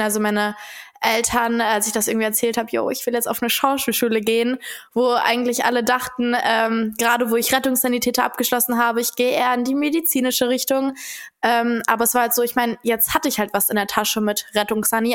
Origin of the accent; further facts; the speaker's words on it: Dortmund, North Rhine-Westphalia, Germany; moved away as an adult; now in Cologne, Germany; ich komme ja selber aus Dortmund